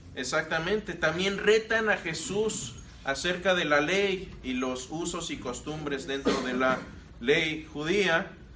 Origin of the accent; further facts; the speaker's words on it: Querétaro, Mexico; moved away; also born or lived in Mexico City; Y digo, yo Querétaro. Ahí pasé toda mi eh, la mayor parte de mi niñez, mi adolescencia, hasta la edad adulta. Ahí me crié